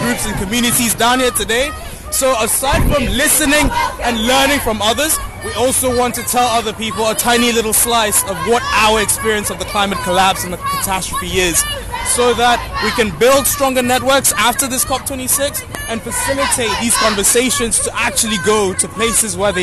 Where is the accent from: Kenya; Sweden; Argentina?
Kenya; moved away as an adult; now in Glasgow, United Kingdom; I'm from Kenya.